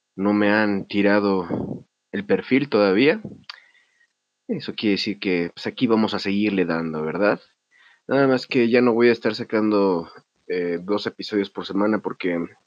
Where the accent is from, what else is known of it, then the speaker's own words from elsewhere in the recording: Mexico; como mexicano